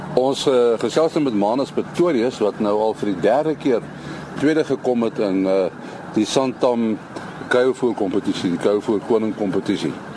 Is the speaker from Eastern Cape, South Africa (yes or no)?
no; George, Western Cape, South Africa; ek kom van Georgia.